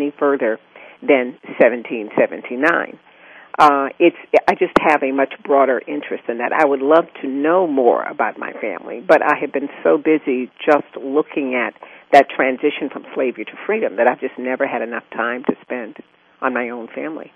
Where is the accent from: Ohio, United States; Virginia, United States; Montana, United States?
Virginia, United States; Charles City County; I'm a native Virginian. I was born in Charles City County, Virginia, a little county on the James River between Richmond and Williamsburg